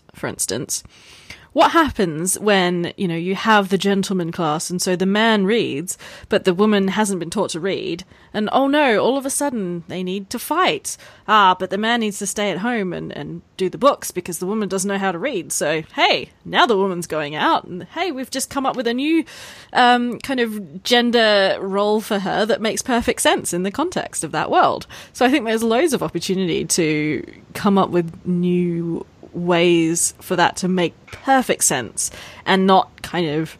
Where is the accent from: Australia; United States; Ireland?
Australia; moved away; I am being Australian, yes. And taking an ex-boyfriend of mine home to Australia